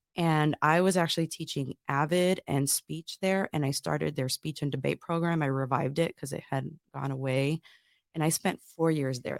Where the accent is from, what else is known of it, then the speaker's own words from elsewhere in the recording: Northwest Indiana, United States; moved away as an adult; I'm originally from Northwest Indiana, real close to Chicago